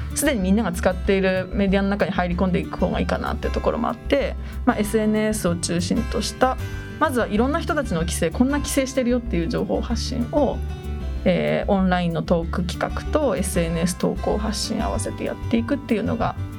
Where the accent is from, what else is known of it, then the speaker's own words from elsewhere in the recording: Oi, Kanagawa, Japan; 出身は神奈川県の大井町です